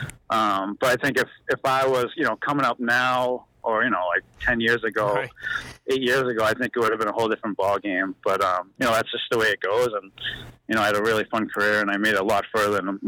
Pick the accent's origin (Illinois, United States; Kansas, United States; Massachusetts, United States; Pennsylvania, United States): Massachusetts, United States; Waltham; also born or lived in Chelmsford, Massachusetts; I grew up in Waltham, Massachusetts, and then I moved to Chelmsford when I was 12.